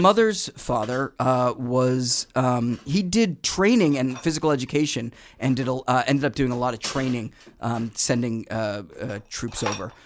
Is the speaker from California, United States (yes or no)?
no; Boston, Massachusetts, United States; I was born in Boston.